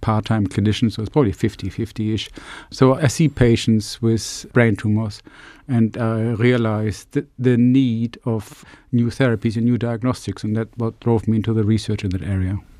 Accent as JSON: {"language": "English", "country": "Germany", "also_born_or_lived": "Glasgow / United States", "moved": "as an adult", "lives_now": "Plymouth, United Kingdom", "said": "I'm from Germany originally, so I came over actually probably sixteen years ago"}